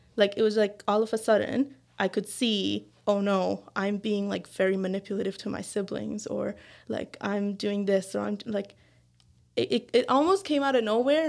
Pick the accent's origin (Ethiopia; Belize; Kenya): Belize; now in Newfoundland, Canada; I am from Belize, which is in Central America.